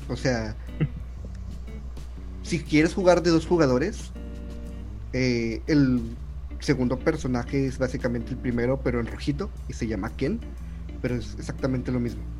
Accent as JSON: {"language": "Spanish", "country": "Mexico", "said": "Somos mexicanos"}